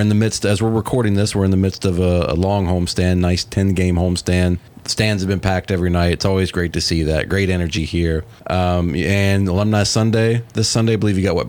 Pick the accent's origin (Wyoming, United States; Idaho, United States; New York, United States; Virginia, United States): Virginia, United States; moved away as an adult; now in Atlanta, United States; I was still living in my home state of Virginia at the time